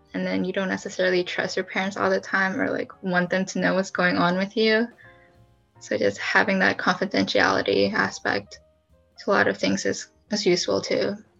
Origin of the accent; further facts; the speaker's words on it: San Leandro, California, United States; I'm from San Leandro.